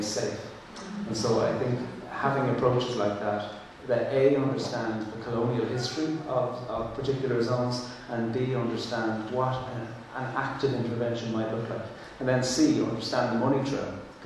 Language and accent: English; Ireland; first language Irish; English is a second language; coming from a colonised country myself, and speaking, my first language is Irish, my second language is English